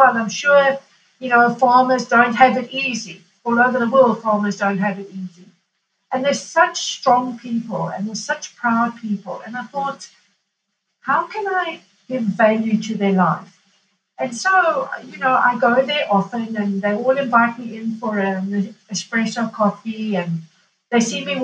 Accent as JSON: {"language": "English", "region": "Kilimanjaro", "country": "Tanzania", "tie": "born or raised there", "moved": "yes", "lives_now": "Italy", "said": "growing up in Tanzania on a farm"}